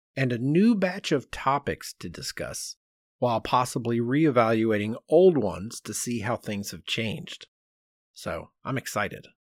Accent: United States

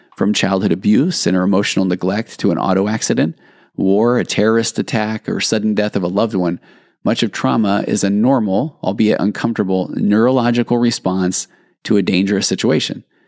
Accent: Sandy, Utah, United States; now in California, United States; growing up in Sandy, Utah

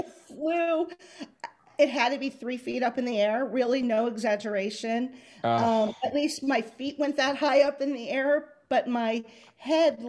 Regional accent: Southern California, United States; moved away; I am originally from Southern California

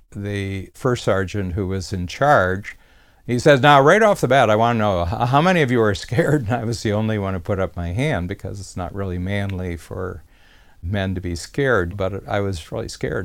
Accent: Ohio, United States; I was from Ohio, and that was the closest base where you would do basic training.

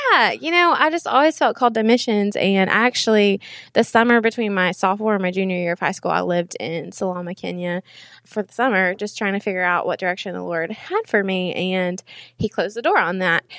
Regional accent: Knoxville, Tennessee, United States; I'm from Knoxville, went to Powell 'cause I'm a Powell girl, and then graduated from U T

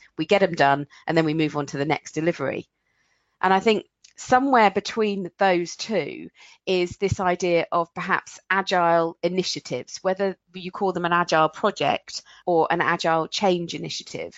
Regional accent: England, United Kingdom; I'm English

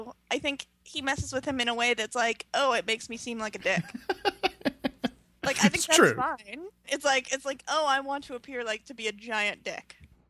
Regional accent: Chicago, Illinois, United States; also born or lived in New York; as a Chicagoan

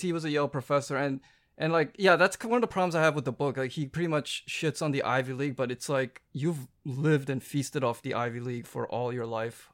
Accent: Vancouver, British Columbia, Canada; moved away as an adult; I grew up in Vancouver

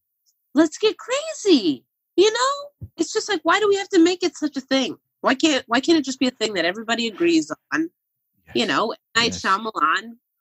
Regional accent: Philadelphia, Pennsylvania, United States; There's certain parts of being a Philadelphian that we don't acknowledge enough.

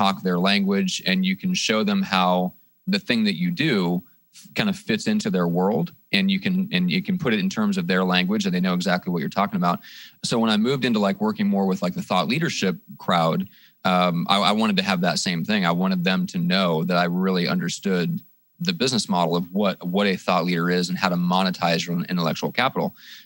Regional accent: Midwest, United States; also born or lived in Iowa / Nebraska; now in San Diego, United States; I'm originally from the Midwest. I'm from Iowa, Nebraska

